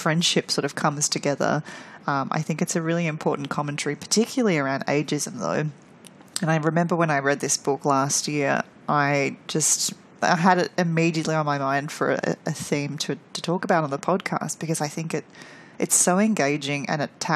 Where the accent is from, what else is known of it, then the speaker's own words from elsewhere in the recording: Melbourne, Victoria, Australia; my hometown here of Melbourne